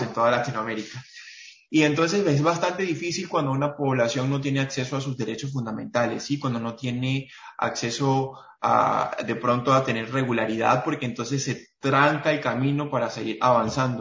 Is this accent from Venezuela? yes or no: yes; Venezuela; now in Cúcuta, Colombia; soy venezolano colombiano. Vivo actualmente en la ciudad de Cúcuta